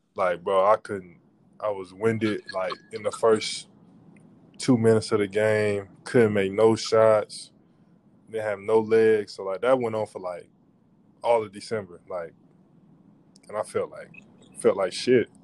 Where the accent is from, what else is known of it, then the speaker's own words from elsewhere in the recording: Atlanta, Georgia, United States; I'm from Atlanta.